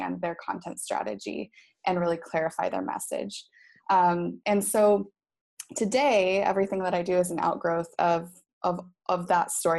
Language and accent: English; Boise, Idaho, United States; moved away as an adult; also born or lived in Dominican Republic / Vietnam / Cincinnati, Ohio; now in Phuket, Thailand; Boise, Idaho is my hometown